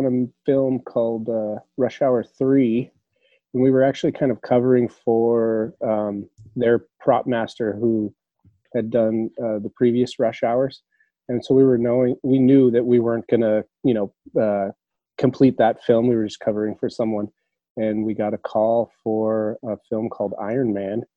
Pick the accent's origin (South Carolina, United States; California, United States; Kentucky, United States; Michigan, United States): California, United States; Los Angeles; I was born and raised in Hollywood, pretty much. I mean, Tarzana, California, which is just in the valley there.